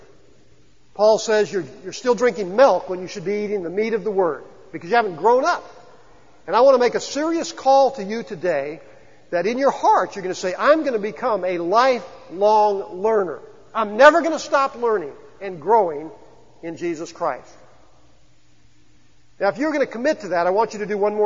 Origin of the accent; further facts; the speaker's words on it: the Ozarks, United States; we're from the Ozarks